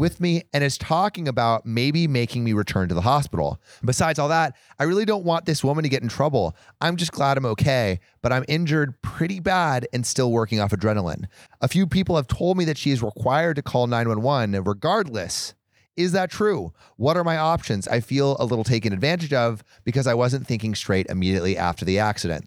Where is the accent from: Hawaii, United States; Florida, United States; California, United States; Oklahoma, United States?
California, United States; We are both from California